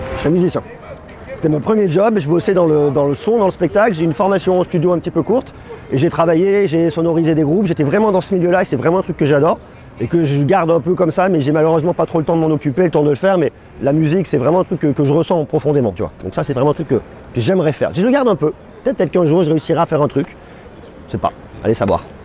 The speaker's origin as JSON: {"language": "French", "region": "Auvergne-Rhône-Alpes", "country": "France", "also_born_or_lived": "Clermont-Ferrand / Paris", "said": "J'habite à Clermont-Ferrand. Moi, je suis un bougnat je suis un Auvergnat"}